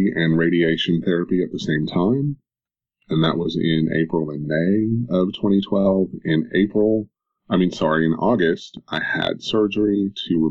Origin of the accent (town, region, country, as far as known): Knoxville, Tennessee, United States; born or raised there